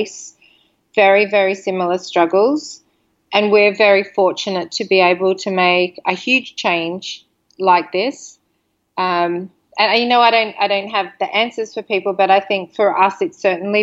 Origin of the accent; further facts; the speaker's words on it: Sydney, New South Wales, Australia; moved away; We're from Sydney, Australia.